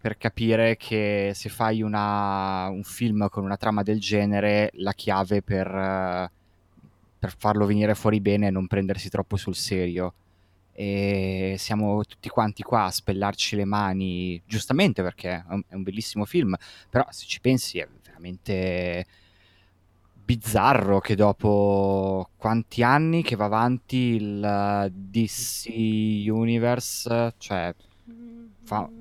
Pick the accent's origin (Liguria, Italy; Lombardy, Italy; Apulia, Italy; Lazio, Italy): Lombardy, Italy; Milan; come milanese